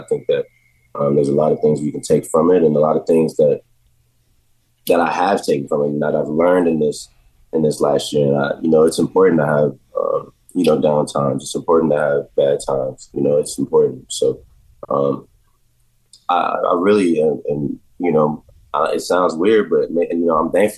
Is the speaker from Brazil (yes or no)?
no; Jacksonville, Florida, United States; moved away; for all the years that I've been growing up in Jacksonville